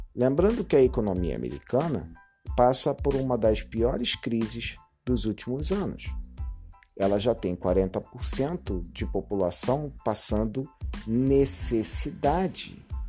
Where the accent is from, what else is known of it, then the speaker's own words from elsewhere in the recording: Brazil; como brasileiro